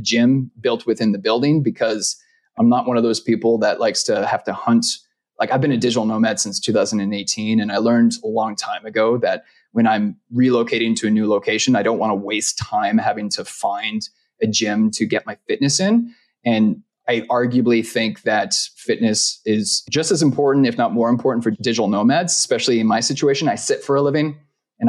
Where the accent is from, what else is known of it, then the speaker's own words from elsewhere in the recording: Vancouver, British Columbia, Canada; moved away as an adult; now in Costa Rica; I'm from Vancouver